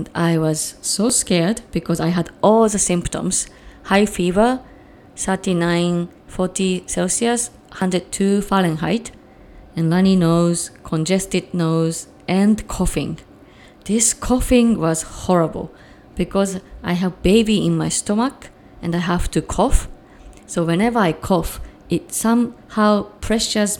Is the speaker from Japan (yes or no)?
yes; Japan; also born or lived in Chicagoland, Illinois, United States; now in Chicago, United States